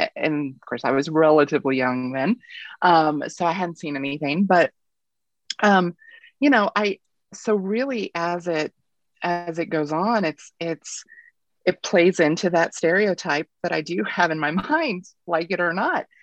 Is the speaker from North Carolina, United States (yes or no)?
no; Kentucky, United States; now in Colorado, United States; I grew up in Kentucky.